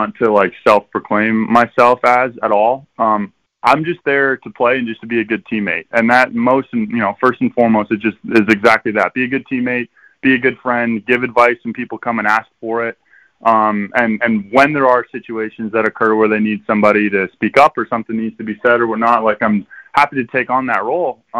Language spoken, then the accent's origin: English; Canada; playing baseball in Canada helped me grow up a little bit quicker